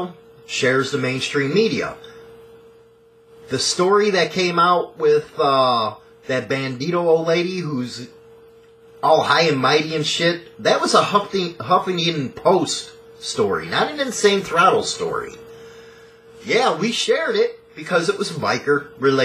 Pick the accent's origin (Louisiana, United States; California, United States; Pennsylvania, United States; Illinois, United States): Illinois, United States; Chicago; I'm from Chicago